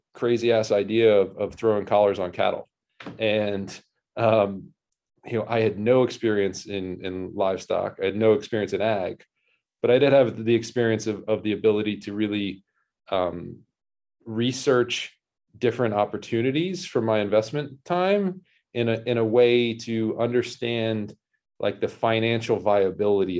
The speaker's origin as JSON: {"language": "English", "town": "Annapolis", "region": "Maryland", "country": "United States", "tie": "born or raised there", "also_born_or_lived": "New York", "moved": "as an adult", "said": "I grew up in Annapolis, Maryland."}